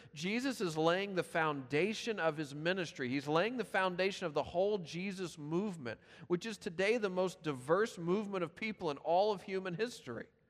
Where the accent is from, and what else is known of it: Memphis, Tennessee, United States; born or raised there; moved away